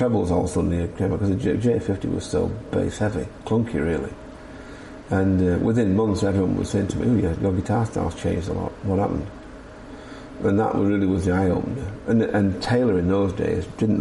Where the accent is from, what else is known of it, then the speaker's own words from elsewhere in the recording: Scarborough, Yorkshire and the Humber, United Kingdom; I grew up in teenage years in Scarborough